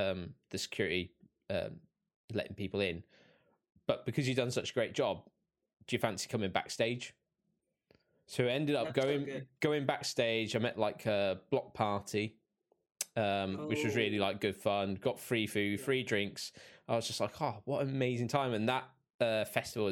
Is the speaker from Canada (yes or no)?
no; Reading, South East England, United Kingdom; moved away; I'm from Reading originally in the UK